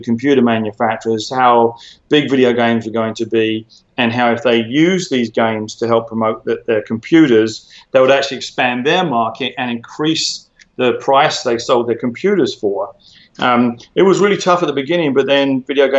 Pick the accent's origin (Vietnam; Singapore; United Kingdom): United Kingdom; moved away as an adult; also born or lived in Silicon Valley / Hollywood; now in Los Angeles, United States; as you can hear, I'm a British guy. I moved to America in 2005